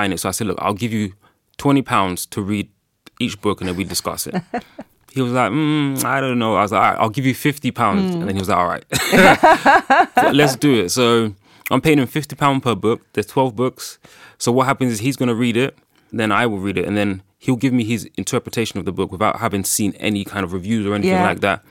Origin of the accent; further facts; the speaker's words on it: Ghana; obviously I'm from Ghana